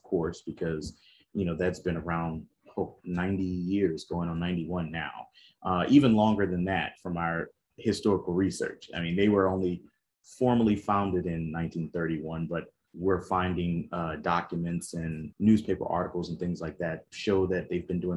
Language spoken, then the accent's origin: English; New Orleans, Louisiana, United States; I grew up in New Orleans, Louisiana